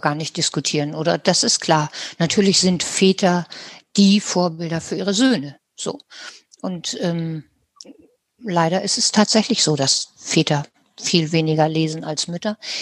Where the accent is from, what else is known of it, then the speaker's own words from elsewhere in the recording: Germany; wir haben als Deutsche erlebt